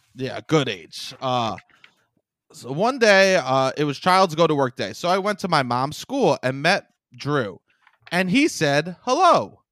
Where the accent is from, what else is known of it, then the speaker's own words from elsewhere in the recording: New York City, New York, United States; I'm from Staten Island